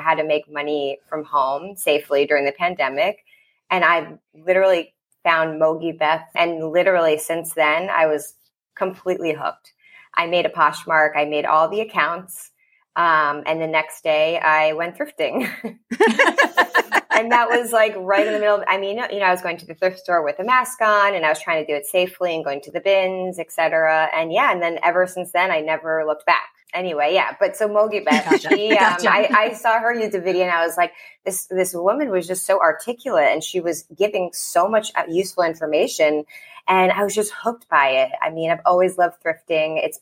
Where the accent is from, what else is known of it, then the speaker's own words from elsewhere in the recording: Long Island, New York, United States; also born or lived in Annapolis, Maryland; now in Brooklyn, United States; I'm from Long Island, so I'm a New Yorker at heart